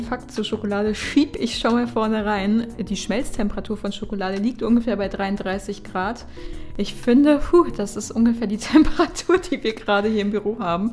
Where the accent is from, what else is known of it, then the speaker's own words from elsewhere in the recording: Düsseldorf, North Rhine-Westphalia, Germany; wir kommen ja aus Düsseldorf